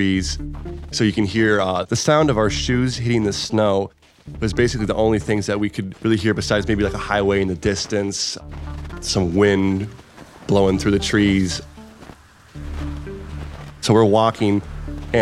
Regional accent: outside Cleveland, Northeast Ohio, United States; born and raised in Northeast Ohio, right outside of Cleveland

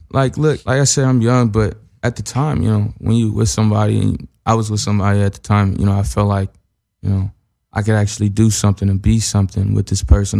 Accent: Ohio, United States; I'm from Ohio

